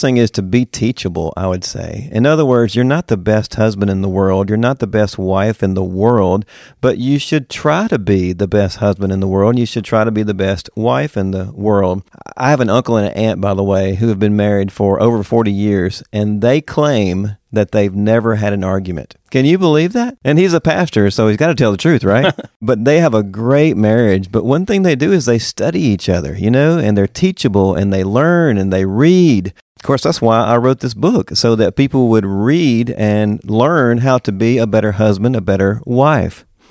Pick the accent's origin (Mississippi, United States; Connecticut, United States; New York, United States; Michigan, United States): Mississippi, United States; moved away as an adult; also born or lived in Woodstock, Georgia / Knoxville, Tennessee; now in Winter Garden, United States; I am from Mississippi. born and raised